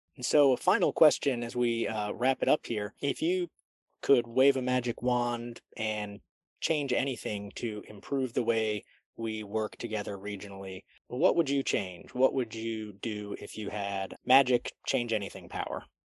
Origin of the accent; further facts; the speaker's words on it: D.C., District of Columbia, United States; now in Charlotte, United States; I grew up outside Washington, D.C.